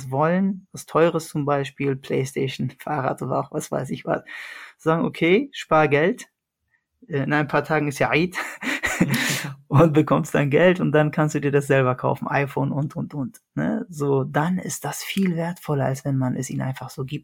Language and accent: German; Iskenderun, Hatay, Turkey; born there; Das wäre Iskenderun, da wo ich geboren bin.